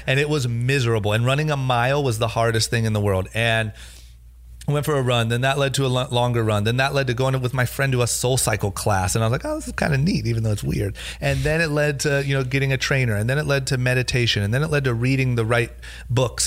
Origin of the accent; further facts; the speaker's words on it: Coventry, Ohio, United States; now in Los Angeles, United States; growing up in Ohio, not going to college